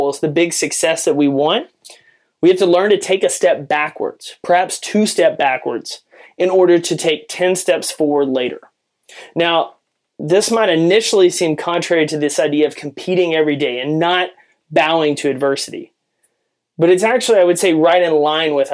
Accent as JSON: {"language": "English", "town": "Jacksonville", "region": "Texas", "country": "United States", "tie": "born or raised there", "said": "I grew up in East Texas where football is king."}